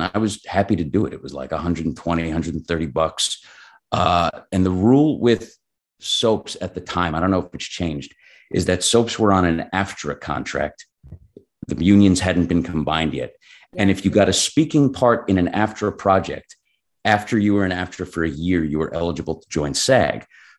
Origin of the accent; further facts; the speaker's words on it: Long Island, New York, United States; moved away as an adult; now in Los Angeles, United States; I feel like I started in New York. I'm from Long Island.